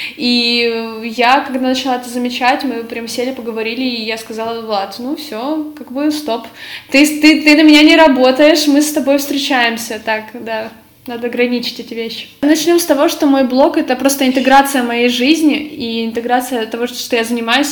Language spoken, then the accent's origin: Russian; Ukraine; moved away as an adult; now in Poland; я с Украины